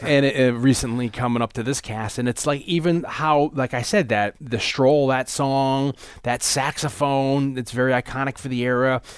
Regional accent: New Haven, Connecticut, United States; when I was growing up in New Haven, first grade, I was in Saint Michael's Catholic School

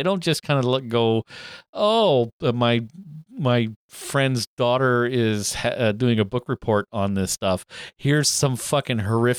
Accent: Northern Ontario, Canada; I'm from Northern Ontario.

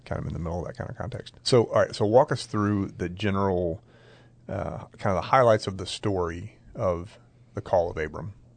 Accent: Maryland, United States; I grew up in Maryland and I knew farmers

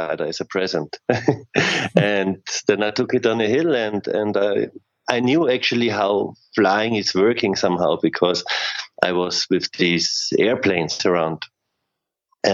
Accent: Klagenfurt, Carinthia, Austria; Klagenfurt is my hometown

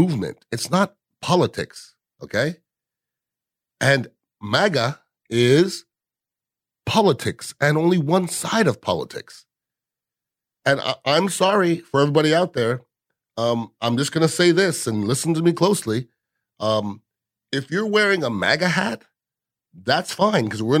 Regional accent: United States; I'm American.

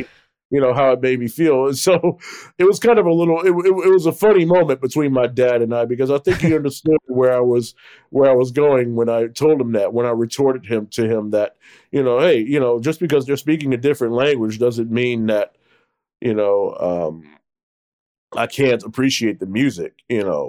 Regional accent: Newark, New Jersey, United States; what life was like growing up in Newark

